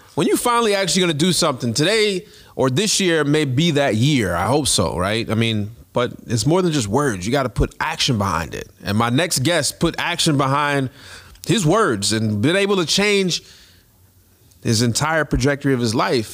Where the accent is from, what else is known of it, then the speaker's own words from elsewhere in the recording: Jamaica; I'm Jamaican.